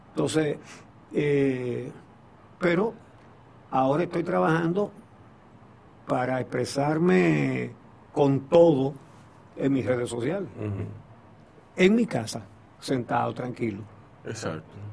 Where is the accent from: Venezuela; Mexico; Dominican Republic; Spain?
Dominican Republic; Como buen dominicano.